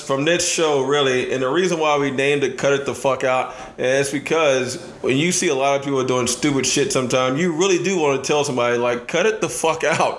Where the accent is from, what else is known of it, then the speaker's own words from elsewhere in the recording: Austin, Texas, United States; I am from Austin, Texas, born and raised